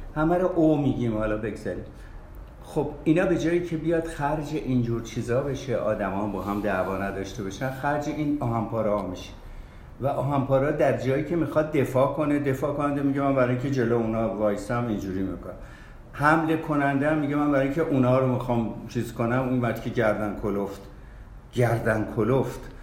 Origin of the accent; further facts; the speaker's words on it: Tafresh, Markazi, Iran; also born or lived in Australia; تکلیف من خواهم مال ایران مال تفرش